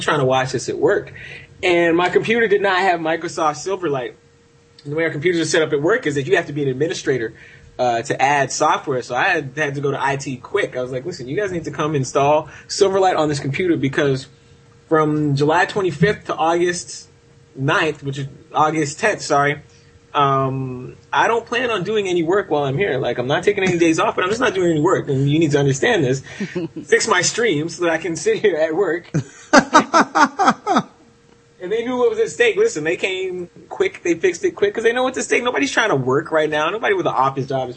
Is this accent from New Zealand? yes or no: no; Canada; also born or lived in United States; I'm American-Canadian as well. I have two passports